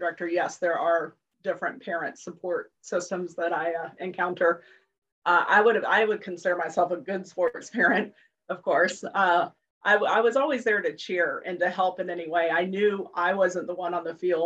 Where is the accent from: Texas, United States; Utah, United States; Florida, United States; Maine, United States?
Florida, United States; Jacksonville; also born or lived in Lima, Ohio / Washington, District of Columbia, United States; I grew up in Jacksonville, lived in DC for about 15 years, and then moved back to Jacksonville